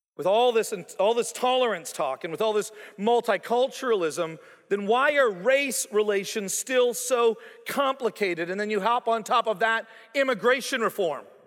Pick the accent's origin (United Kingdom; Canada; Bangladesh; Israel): Canada; moved away as an adult; also born or lived in Toronto, Ontario / Calgary, Alberta / Joplin, Missouri; now in Stillwater, United States; I was born on May seventeenth, nineteen sixty-eight, in Canada for a reason. I was raised in Toronto and then later on in Calgary